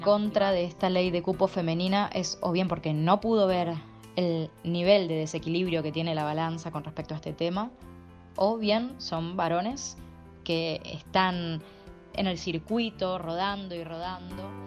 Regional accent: Buenos Aires, Argentina; soy de Capital Federal, Buenos Aires, Argentina

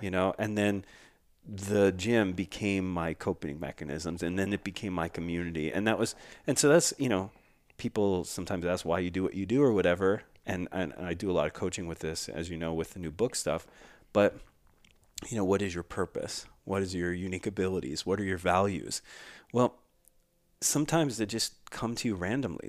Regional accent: Philadelphia, Pennsylvania, United States; the community I grew up in in Philadelphia

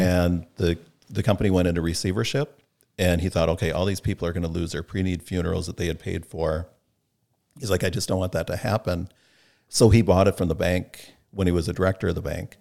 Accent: North Mankato, Minnesota, United States; grew up in North Mankato

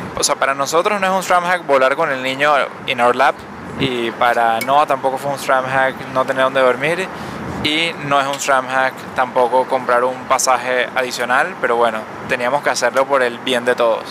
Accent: Caracas, Capital District, Venezuela; also born or lived in New York; now in Miami, United States; caraqueña como nosotros

